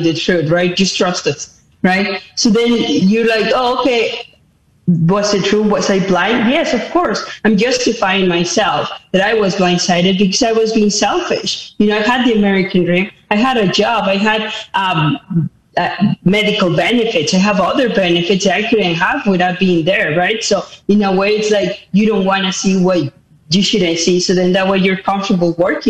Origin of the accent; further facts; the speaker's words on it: Mexico City, Mexico; moved away as an adult; now in United States; I was born in Mexico City. I moved to the United States when I was only 18 years of age